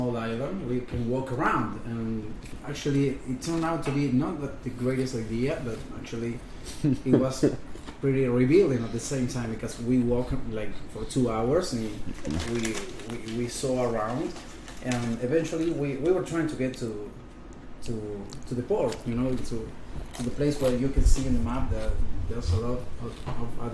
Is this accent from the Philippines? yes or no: no; Argentina; We came from Argentina